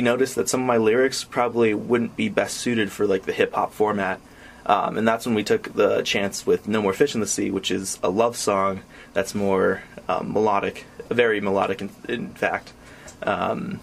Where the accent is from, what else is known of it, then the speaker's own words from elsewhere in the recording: Maine, United States; I'm from Maine